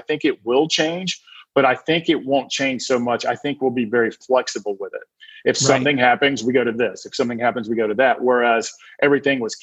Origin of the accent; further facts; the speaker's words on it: Georgia, United States; I'm from the South. So I'm from Georgia, so I can say funness.